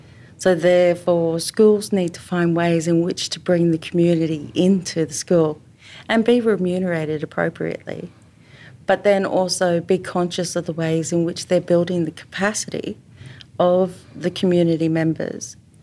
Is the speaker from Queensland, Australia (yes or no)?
yes; Queensland, Australia; I'm from Queensland.